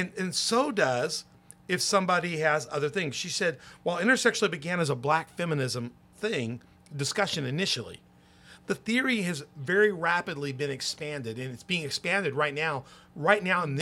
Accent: Memphis, Tennessee, United States; I grew up in Memphis, Tennessee. I was a little boy

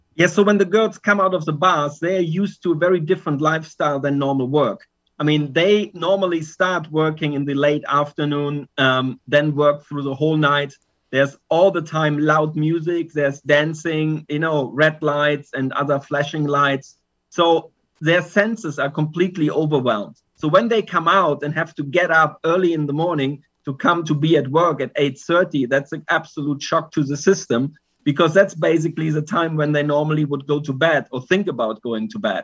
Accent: Germany; now in Pattaya, Thailand; I'm originally from Germany, but now living in Pattaya, Thailand

